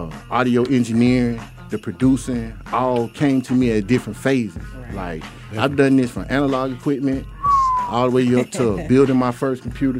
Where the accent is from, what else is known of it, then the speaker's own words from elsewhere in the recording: Decatur, Georgia, United States; I grew up in Decatur.